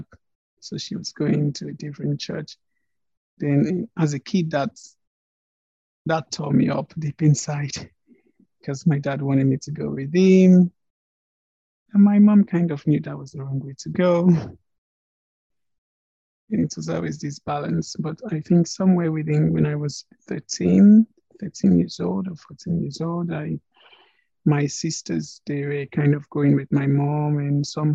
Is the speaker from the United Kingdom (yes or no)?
no; Nigeria; now in Prague, Czech Republic; I'm a Nigerian. I was born somewhere in Nigeria